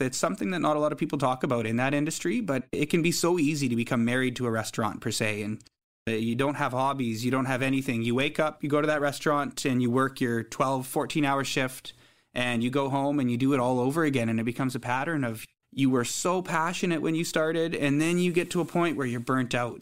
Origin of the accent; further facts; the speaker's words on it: High River, Alberta, Canada; also born or lived in Saskatoon, Saskatchewan / Vancouver, British Columbia; now in British Columbia, Canada; growing up in Alberta